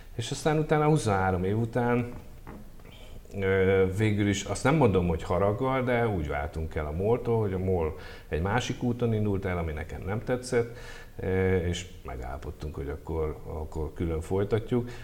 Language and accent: Hungarian; Hungary; mint magyar ember